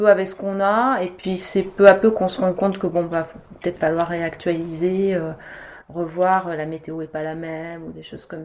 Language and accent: French; France; moved away as an adult; also born or lived in Hong Kong / Singapore; t'arrives en tant que Française